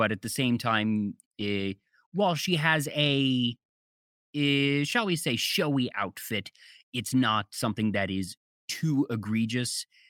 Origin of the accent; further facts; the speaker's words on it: Maryland, United States; I grew up in Maryland, so I'm used to having all four seasons.